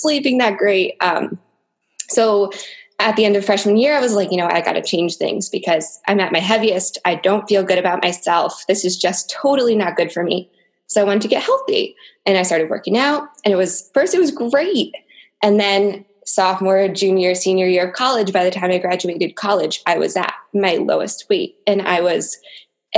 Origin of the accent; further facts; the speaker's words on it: Connecticut, United States; now in New Jersey, United States; I grew up in Connecticut and now I live in New Jersey